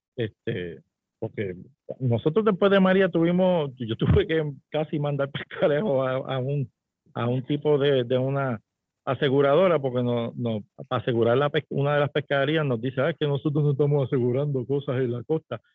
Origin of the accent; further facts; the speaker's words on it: Puerto Rico; en nuestro país y en nuestro sistema la propiedad privada es sacrosanta